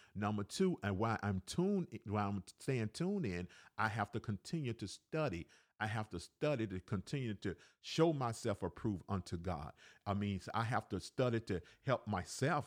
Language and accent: English; Alabama, United States; also born or lived in Cleveland, Ohio; now in Decatur, Georgia, United States; I was born in Cleveland, Ohio, raised in Alabama.